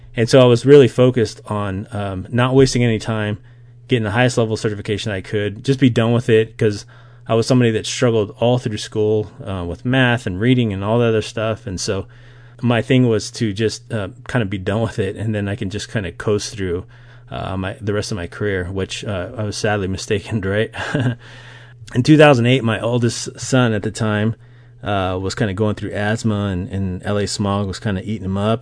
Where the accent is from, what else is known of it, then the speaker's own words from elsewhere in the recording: Las Vegas, Nevada, United States; I grew up in Las Vegas, Nevada